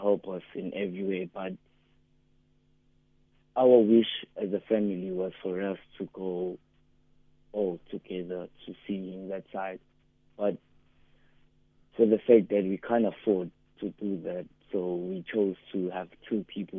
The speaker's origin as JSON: {"language": "English", "town": "Umlazi", "region": "KwaZulu-Natal", "country": "South Africa", "said": "We are from Umlazi, B section"}